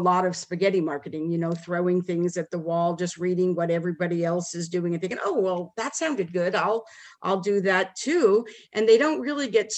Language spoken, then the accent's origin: English; Las Vegas, Nevada, United States; moved away as an adult; now in Dallas, United States; we moved to Dallas from Las Vegas where we were from